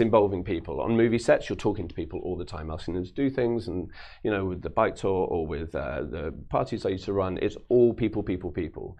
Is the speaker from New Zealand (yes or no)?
no; London, United Kingdom; I grew up in London